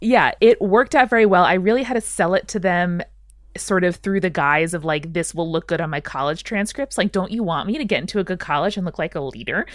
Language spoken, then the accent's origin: English; Long Island, New York, United States; I grew up in the suburbs of New York City on Long Island